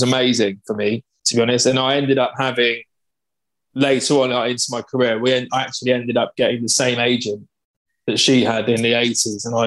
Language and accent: English; Cambridge, East of England, United Kingdom; I'm from Cambridge in England